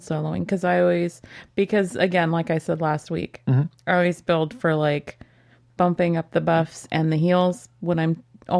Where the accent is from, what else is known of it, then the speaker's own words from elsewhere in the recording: Texas, United States; growing up in Texas, y'all works for me.